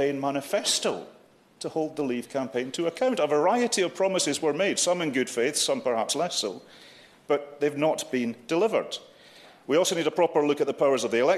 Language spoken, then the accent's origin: English; Scotland, United Kingdom